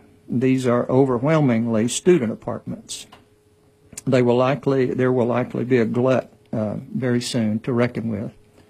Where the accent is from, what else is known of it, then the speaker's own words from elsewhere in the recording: Auburn, Alabama, United States; Well, I grew up in Auburn in the 50s and 60s